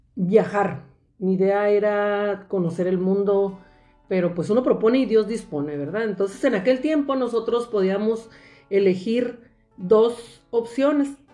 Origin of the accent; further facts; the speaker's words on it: Mexicali Valley, Ejido Sonora, Baja California, Mexico; Soy originaria del Valle de Mexicali, exactamente del eh, progresivo Ejido Sonora